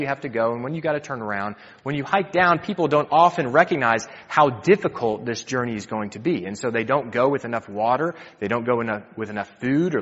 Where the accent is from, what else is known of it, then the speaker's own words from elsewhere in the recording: United States; I'm from the States